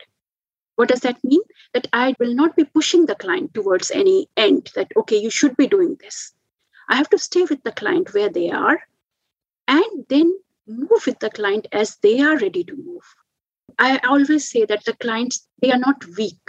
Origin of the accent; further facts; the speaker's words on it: India; now in Australia; I'm from India